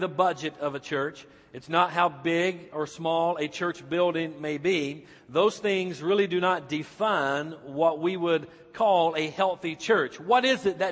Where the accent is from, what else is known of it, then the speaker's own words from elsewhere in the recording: Icard, North Carolina, United States; my hometown, back in Ickard, North Carolina